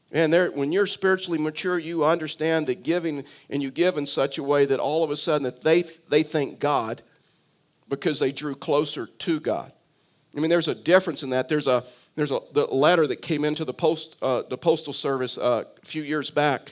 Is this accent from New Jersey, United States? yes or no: no; South Texas, United States; also born or lived in Tyler, Texas; I was born in South Texas, and so we fished on, on the coast of, of South Texas